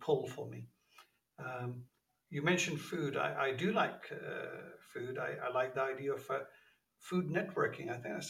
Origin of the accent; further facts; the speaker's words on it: London, United Kingdom; also born or lived in Pakistan; I was born in Pakistan, came to the UK when I was 10 years old, and I've really been a Londoner since then, except for brief spells.